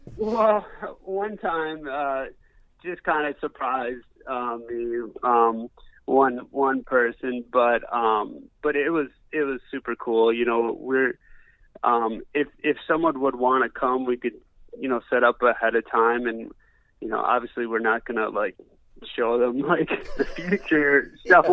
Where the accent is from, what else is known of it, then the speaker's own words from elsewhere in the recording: Wisconsin, United States; moved away; I grew up in Wisconsin.